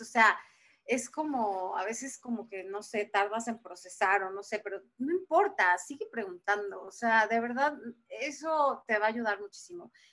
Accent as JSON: {"language": "Spanish", "region": "Puebla", "country": "Mexico", "tie": "born or raised there", "moved": "as an adult", "lives_now": "Mexico City, Mexico", "said": "yo soy de Puebla, yo nací en la ciudad de Puebla"}